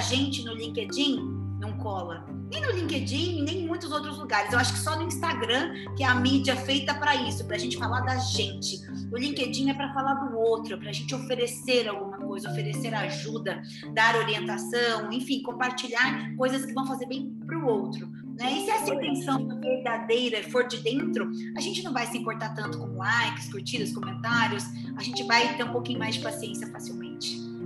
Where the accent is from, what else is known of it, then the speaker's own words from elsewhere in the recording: Brazil; accent: Brazilian Portuguese; o meu português do Brasil.